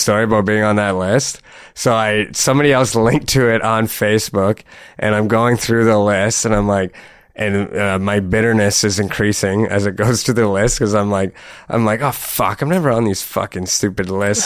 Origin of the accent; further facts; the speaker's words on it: Sault Ste. Marie, Ontario, Canada; now in Toronto, Canada; growing up in Sault Ste. Marie, which is like just like economically like devastated place